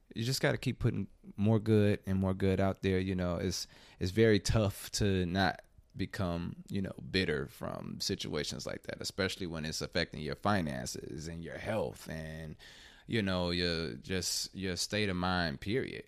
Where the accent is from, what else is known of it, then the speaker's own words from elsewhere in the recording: Chicago, Illinois, United States; now in Atlanta, United States; I'm originally from Chicago